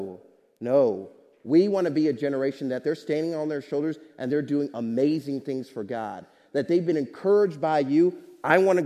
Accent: Kansas City, Missouri, United States; now in Hamilton, United States; my church family growing up in Kansas City, Missouri

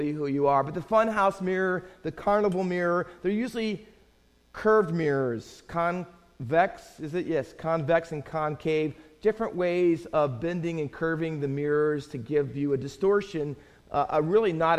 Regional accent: Findlay, Ohio, United States; I grew up in Findlay, Ohio, mostly town of about 40,000

